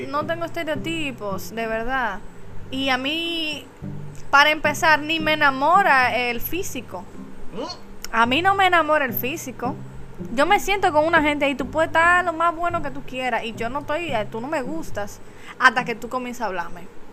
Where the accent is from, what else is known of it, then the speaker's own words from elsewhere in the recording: San Francisco de Macorís, Duarte, Dominican Republic; Yo soy de San Francisco también